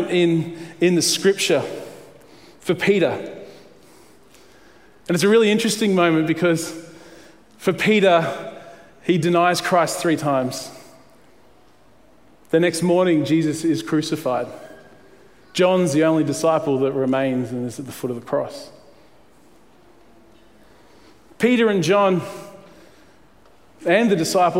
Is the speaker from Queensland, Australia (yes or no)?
yes; Queensland, Australia; I grew up in Queensland through the 80s